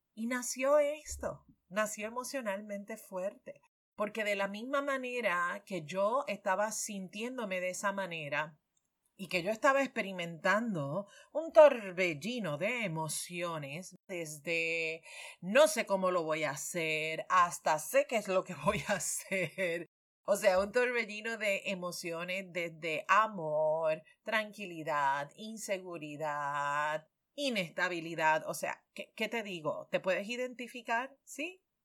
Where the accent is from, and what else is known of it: Puerto Rico